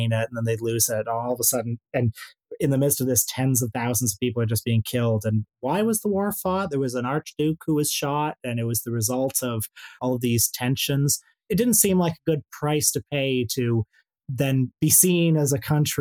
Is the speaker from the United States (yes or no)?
no; Canada; I'm from Canada, where we have a very particular First World War story